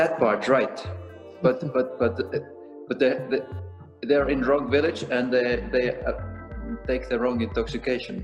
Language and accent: English; Estonia; also born or lived in Dublin, Ireland; now in Zurich, Switzerland; I'm from Eastern Europe, I'm from Estonia. And then there used to be this communism, Soviet Union regime when I was growing up.